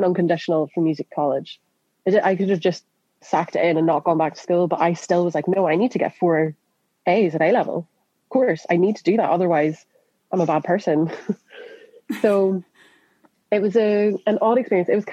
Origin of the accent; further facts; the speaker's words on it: Northern Ireland, United Kingdom; moved away as an adult; also born or lived in Scotland; now in London, United Kingdom; in Northern Ireland, I'm not from Belfast